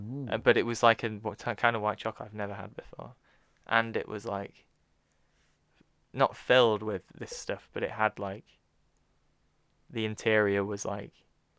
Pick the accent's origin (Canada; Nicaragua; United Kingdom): United Kingdom; Yorkshire and the Humber; we are from Yorkshire